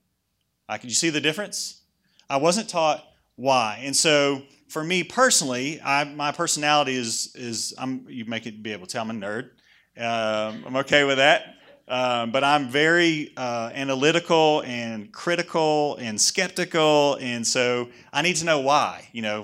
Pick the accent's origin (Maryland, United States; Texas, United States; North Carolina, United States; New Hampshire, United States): North Carolina, United States; Oakley; So I was raised over in Oakley. Raised by my... anybody else from Oakley? No. Listen, it's hard to get out. I made it.